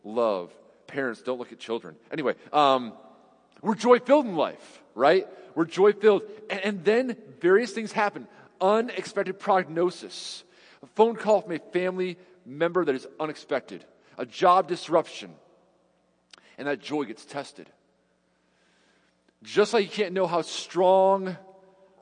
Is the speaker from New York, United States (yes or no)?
yes; New York, United States; now in Cedarville, United States; I'm from New York